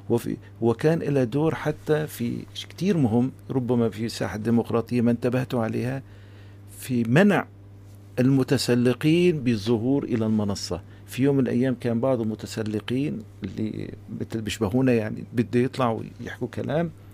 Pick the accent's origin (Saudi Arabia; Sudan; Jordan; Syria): Syria; نحن كسوريين